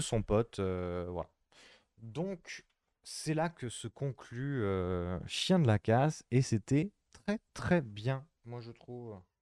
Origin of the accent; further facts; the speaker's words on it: France; on est français.